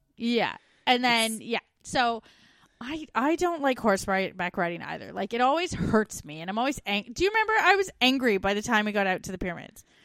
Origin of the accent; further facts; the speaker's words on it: Canada; moved away; We're two Canadian expats now living in Australia